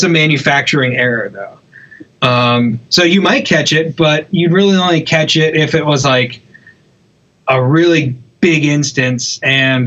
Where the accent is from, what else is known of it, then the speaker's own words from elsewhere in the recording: Charleston, South Carolina, United States; also born or lived in Hilton Head; I'm originally from Charleston. When I moved back to Charleston